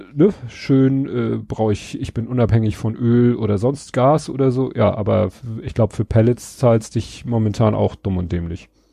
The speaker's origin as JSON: {"language": "German", "region": "Hamburg", "country": "Germany", "tie": "born or raised there", "said": "in Stalzhoop in dem Ring, wo ich aufgewachsen bin"}